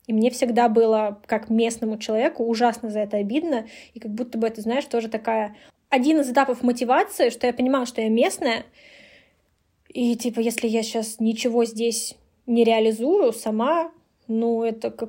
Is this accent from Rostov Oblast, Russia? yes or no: no; Kaluga, Kaluga Oblast, Russia